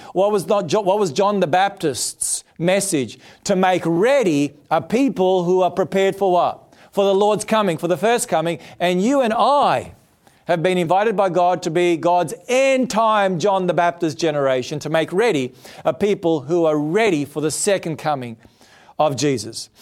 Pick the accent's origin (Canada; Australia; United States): Australia; I'm an Australian